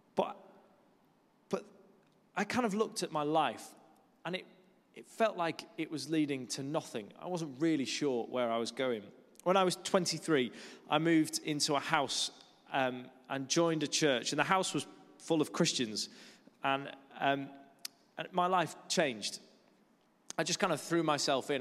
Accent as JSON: {"language": "English", "area": "Lake District", "region": "North West England", "country": "United Kingdom", "tie": "born or raised there", "also_born_or_lived": "Kuala Lumpur, Malaysia", "moved": "as an adult", "lives_now": "London, United Kingdom", "said": "I grew up in the Lake District, which is a beautiful part of the world"}